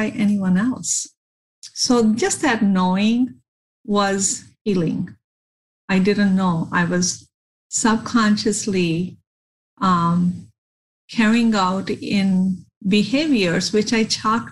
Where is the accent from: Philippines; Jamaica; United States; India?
India; growing up in India